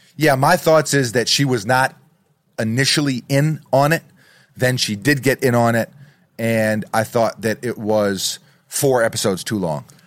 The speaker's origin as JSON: {"language": "English", "region": "New York", "country": "United States", "said": "a New Yorker"}